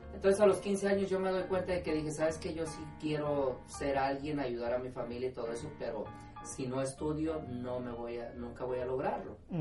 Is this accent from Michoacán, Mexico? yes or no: yes; Lázaro Cárdenas, Michoacán, Mexico; moved away as an adult; now in Houston, United States; soy de las Cárdenas, Michoacán